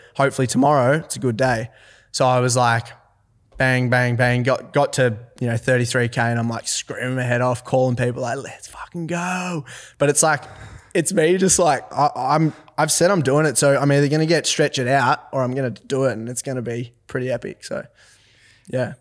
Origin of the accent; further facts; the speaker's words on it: Forbes, New South Wales, Australia; also born or lived in Orange, New South Wales; I'm from Forbes, New South Wales.